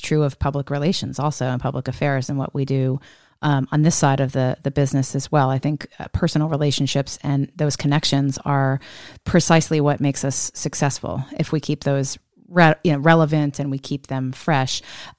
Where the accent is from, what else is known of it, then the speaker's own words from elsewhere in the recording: Texas, United States; moved away; having come from Texas, we also are not at a loss for gigantic personalities in my home state either.